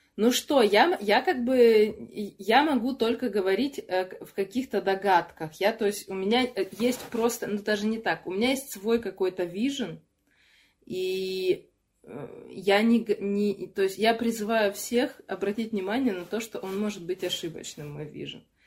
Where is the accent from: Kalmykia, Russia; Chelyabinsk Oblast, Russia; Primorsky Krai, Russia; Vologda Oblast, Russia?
Chelyabinsk Oblast, Russia; Chelyabinsk; also born or lived in Yekaterinburg; now in Moscow, Russia; из Челябинска живу в Москве и жила тоже пару лет в Екатеринбурге